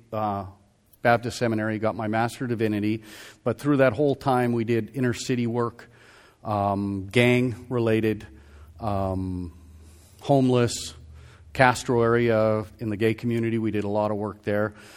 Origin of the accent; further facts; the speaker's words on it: Calgary, Alberta, Canada; moved away; also born or lived in Vancouver, British Columbia; I'm originally from, uh, I was born in Calgary, Alberta